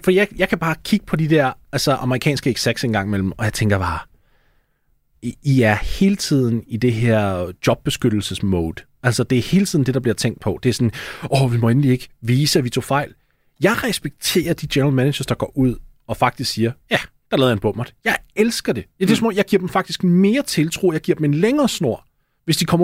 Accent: Denmark; Det er en af de organisationer, man har lidt svært ved at uh, kilder til som dansker, vil jeg sige.

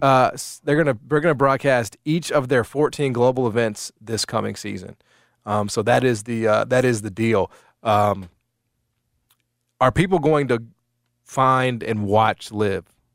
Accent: United States; I need to maintain a little bit of my nationalism, right, as an American.

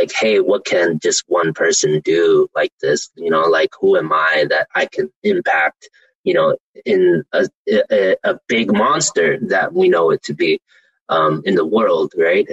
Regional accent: Oakland, California, United States; I grew up in East Oakland

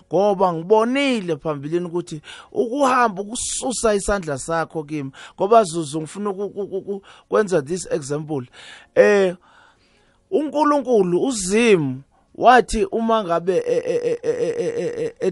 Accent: Eswatini; moved away as an adult; also born or lived in Barberton / Johannesburg; so nami i got the opportunity yokuthi ngikhulele eSwatini

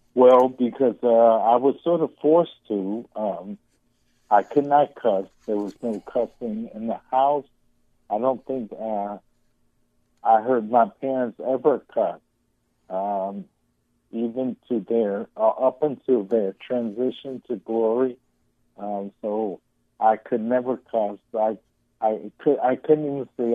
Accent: Chicago, Illinois, United States; growing up in Chicago

